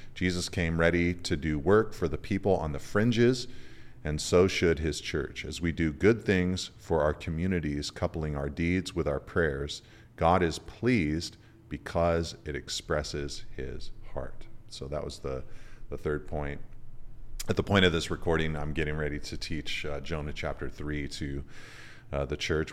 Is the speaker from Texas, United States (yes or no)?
no; California, United States; as a Californian